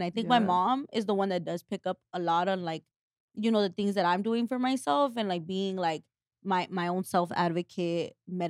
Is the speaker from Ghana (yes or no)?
no; Mexico; moved away; I was born in Mexico.